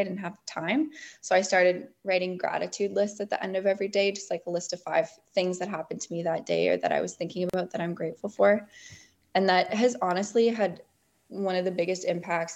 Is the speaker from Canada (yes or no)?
yes; Bowen Island, British Columbia, Canada; growing up on Bowen, too, you just develop this great appreciation for being outside and on the West Coast